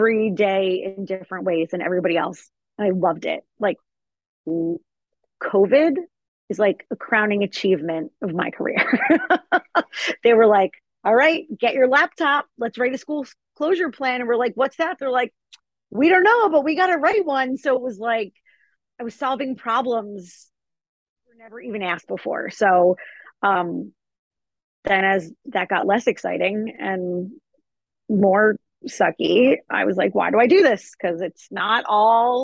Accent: New Jersey, United States; also born or lived in Hawaii; I only lived in Hawaii for 2 weeks before I'm straight back to New Jersey.

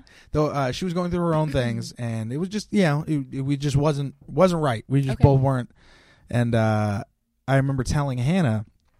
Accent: Bay Area, California, United States; Born and raised in the Bay Area.

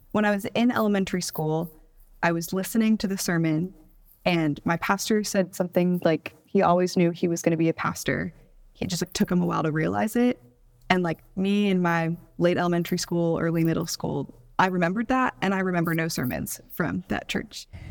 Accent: Houston, Texas, United States; moved away as an adult; also born or lived in Bowling Green, Kentucky; now in Atlanta, United States; I grew up in Houston, Texas, but I was raised by Midwesterner, so I have some weird Midwestern qualities

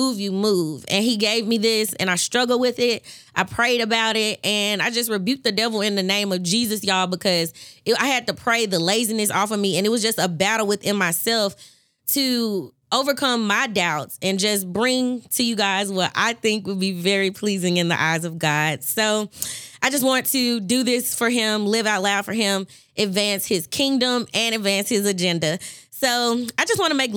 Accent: Memphis, Tennessee, United States; born and raised in Memphis, Tennessee.

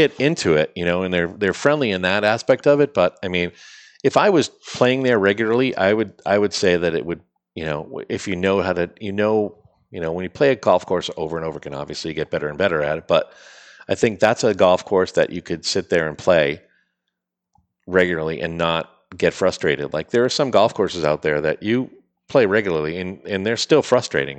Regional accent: Salem, New Hampshire, United States; we're from Salem, New Hampshire.

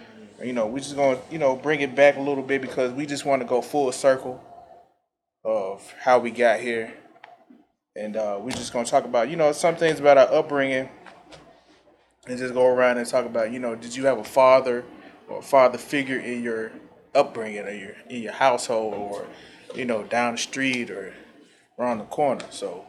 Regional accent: Memphis, Tennessee, United States; moved away as an adult; now in Atlanta, United States; But I'm from Memphis, Tennessee. Been here 10 years.

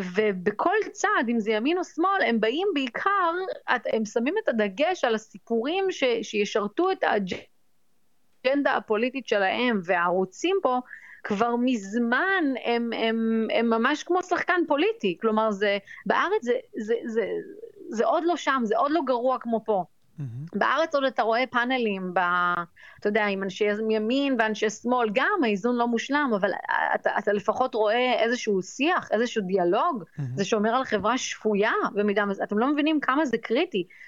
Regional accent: Israel; now in New York, United States; אני ישראלית, אני יהודייה

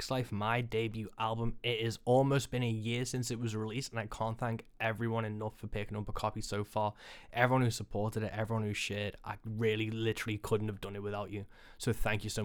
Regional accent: Rock Ferry, North West England, United Kingdom; my hometown here on the Wirral

